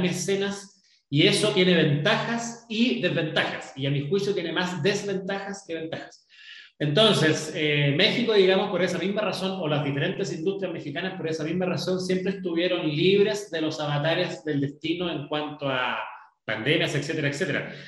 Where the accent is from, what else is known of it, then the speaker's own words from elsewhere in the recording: Chile; hemos vivido los chilenos